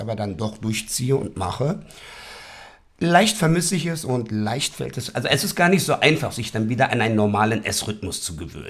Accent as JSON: {"language": "German", "region": "Berlin", "country": "Germany", "tie": "born or raised there", "said": "ich bin der gebürtiger Westberliner. So, und ich werde jetzt 50 dieses Jahr und man uh, ist hier ich aufgewachsen"}